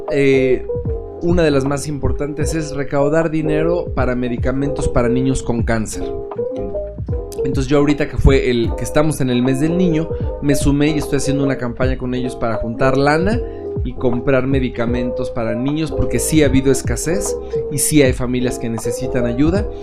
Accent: Mexico

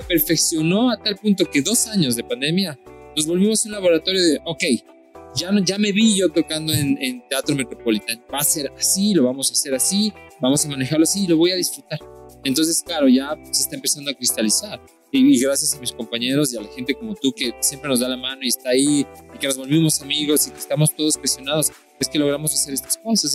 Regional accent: Colombia; now in Ecuador; yo soy colombiano también, pero vivo en Ecuador y yo considero Ecuador más mi país.

